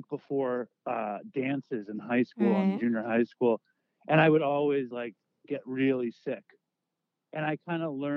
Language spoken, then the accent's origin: English; New York City, New York, United States; I grew up in Manhattan